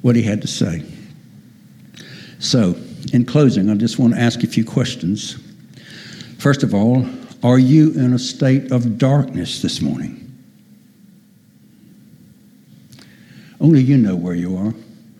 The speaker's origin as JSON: {"language": "English", "country": "United States", "tie": "born or raised there", "moved": "yes", "said": "I'm an American by birth"}